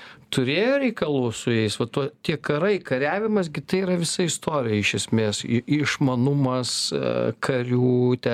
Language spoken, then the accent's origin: Lithuanian; Lithuania; mes patys tokie esam lietuviai